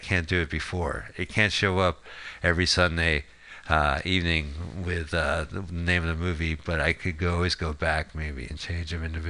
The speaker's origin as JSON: {"language": "English", "town": "Montclair", "region": "New Jersey", "country": "United States", "said": "We're from Montclair."}